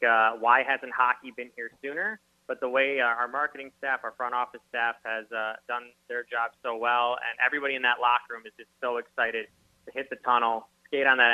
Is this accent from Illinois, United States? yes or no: yes; Chicago, Illinois, United States; moved away as an adult; also born or lived in Lincoln, Nebraska; now in Savannah, United States; I'm from Chicago